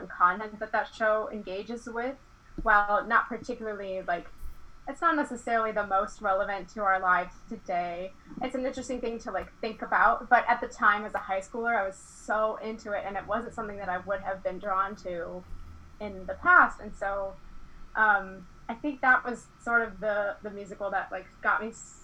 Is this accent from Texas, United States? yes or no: no; Iowa, United States; I'm from Iowa